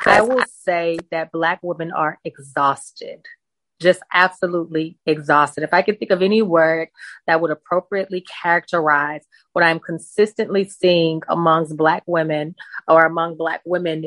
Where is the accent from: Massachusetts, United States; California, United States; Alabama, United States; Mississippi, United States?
Mississippi, United States; also born or lived in New Orleans, Louisiana; The town I grew up in Mississippi is about an hour from New Orleans.